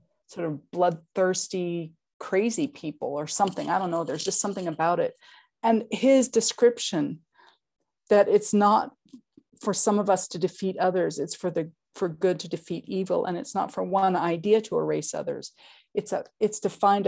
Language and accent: English; Oklahoma, United States; moved away; I was born in Oklahoma